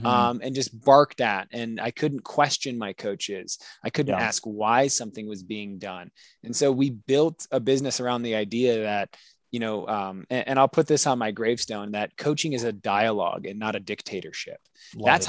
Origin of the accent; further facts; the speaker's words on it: Kalamazoo, Michigan, United States; moved away as an adult; now in Denver, United States; born and raised in Kalamazoo, Michigan